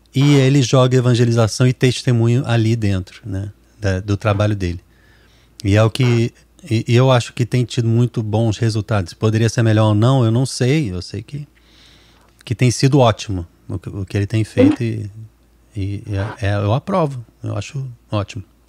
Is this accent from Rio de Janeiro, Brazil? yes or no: yes; Rio de Janeiro, Brazil; eu sou do Rio